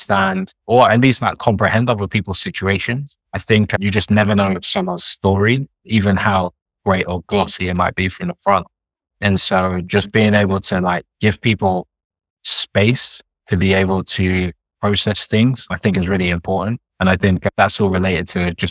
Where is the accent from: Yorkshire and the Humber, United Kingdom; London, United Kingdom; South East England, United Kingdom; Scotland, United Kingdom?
London, United Kingdom; I'm Nigerian, but born and raised in London